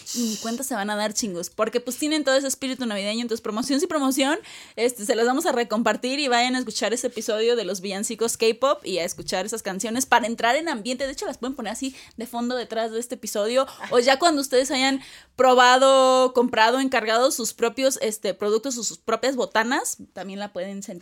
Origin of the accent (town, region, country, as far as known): Mexico